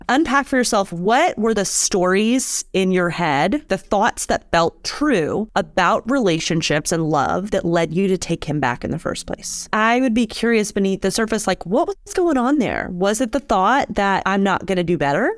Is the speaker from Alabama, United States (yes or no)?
yes; Alabama, United States; I was raised in Alabama